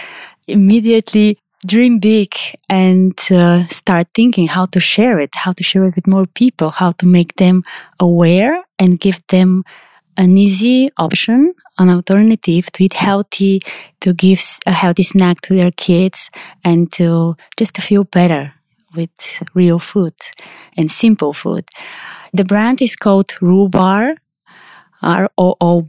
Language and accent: English; Sofia, Sofia City, Bulgaria; I'm from Sofia, Bulgaria. It's where I live